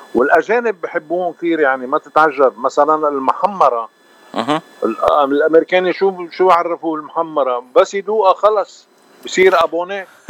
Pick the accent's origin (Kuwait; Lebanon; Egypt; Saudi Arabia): Lebanon; انا لبناني ارمني الاكل اللبناني ربينا عليه